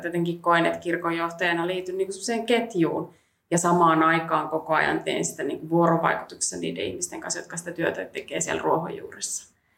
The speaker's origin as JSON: {"language": "Finnish", "town": "Helsinki", "region": "Uusimaa", "country": "Finland", "tie": "born or raised there", "said": "mä oon kasvanut Helsingissä"}